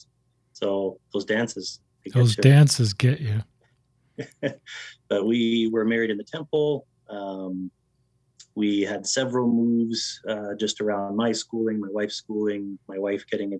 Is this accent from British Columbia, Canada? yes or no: no; Lethbridge, Alberta, Canada; now in Airdrie, Canada; I grew up in Southern Alberta, which for some of your listeners, they may or may not know, but is kind of like the Utah of Canada